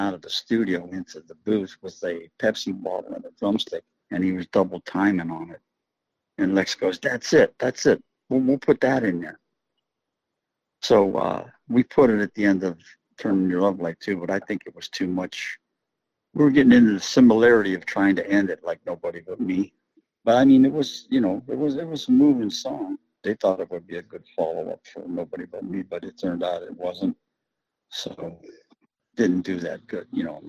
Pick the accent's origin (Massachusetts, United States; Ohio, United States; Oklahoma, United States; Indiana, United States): Ohio, United States; You know, he's from the West Coast. We're from Ohio.